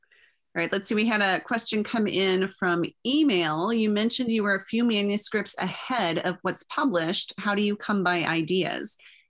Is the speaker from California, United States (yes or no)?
no; Texas, United States; moved away as an adult; now in Minnesota, United States; I grew up in Texas, and love brought me to Minnesota is what I always say, because my husband took a job here, and so I followed him here and we got married.